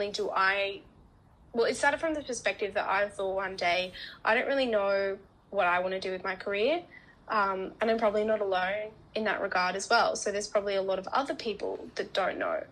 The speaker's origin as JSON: {"language": "English", "town": "Canberra", "region": "Australian Capital Territory", "country": "Australia", "moved": "as an adult", "lives_now": "Melbourne, Australia", "said": "I'm originally from Canberra, a nice small town known as the capital of Australia."}